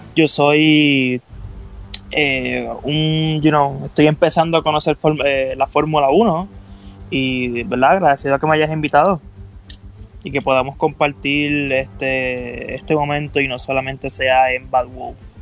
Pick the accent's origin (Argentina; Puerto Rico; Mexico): Puerto Rico; yo siempre tengo el Puerto Rico en el, en el corazón